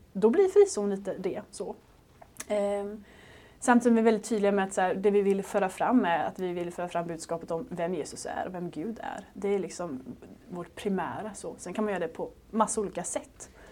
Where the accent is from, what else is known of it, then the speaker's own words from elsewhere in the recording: Småland, Sweden; moved away; jag kom ner från Småland annars, där jag växte upp